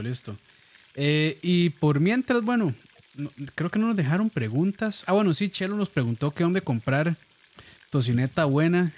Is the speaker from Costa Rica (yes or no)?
yes; Costa Rica; como buenos ticos que somos